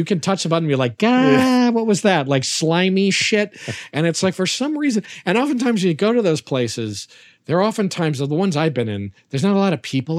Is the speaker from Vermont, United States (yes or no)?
yes; Burlington, Vermont, United States; I am from Burlington, Vermont, and Champ the Lake Monster is a cultural staple of my town